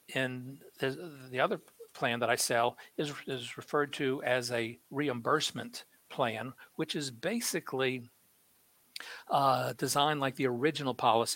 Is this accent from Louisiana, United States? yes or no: yes; New Orleans, Louisiana, United States; when I was growing up in New Orleans, when I was a little kid